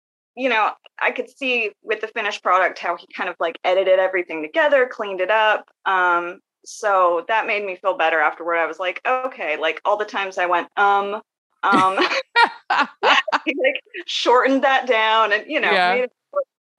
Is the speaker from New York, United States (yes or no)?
no; Northwest Arkansas, United States; I'm from Northwest Arkansas. I've lived here for most of my life